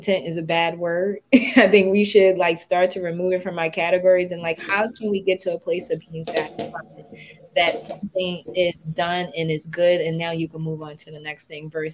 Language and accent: English; Philadelphia, Pennsylvania, United States; I'm the little brown girl who grew up on just about 26th and Girard